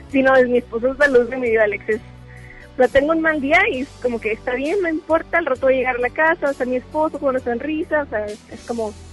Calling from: Guadalupe, Nuevo León, Mexico; Eh, de Guadalupe, de aquí, de Nuevo León.

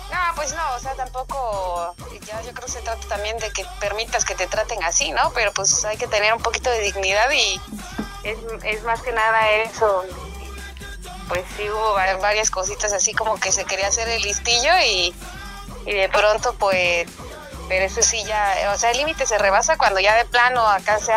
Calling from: Guadalajara, Jalisco, Mexico; de Guadalajara.

